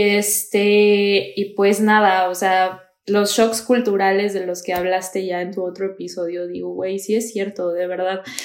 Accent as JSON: {"language": "Spanish", "town": "Toluca", "region": "State of Mexico", "country": "Mexico", "moved": "as an adult", "lives_now": "Germany", "said": "yo soy de Toluca"}